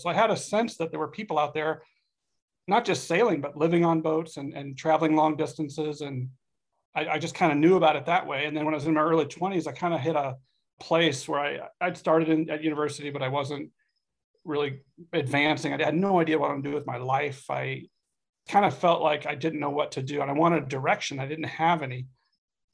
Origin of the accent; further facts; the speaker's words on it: Southern California, United States; moved away as an adult; also born or lived in Washington, D.C.; now in Arizona, United States; I grew up in Southern California.